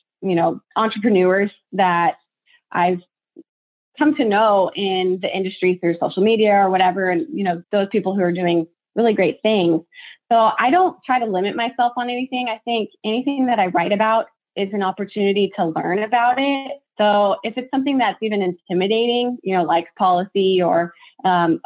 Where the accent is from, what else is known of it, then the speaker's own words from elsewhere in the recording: Tulare, California, United States; I'm from Tulare, California, which is one of the largest, you know, agricultural